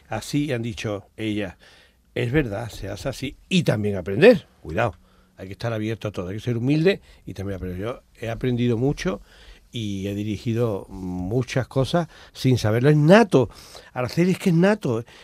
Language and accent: Spanish; Palma del Río, Andalusia, Spain; soy de Palma, pero ¿qué haces aquí? En un ascensor en Nueva York, Palma del Río es especial.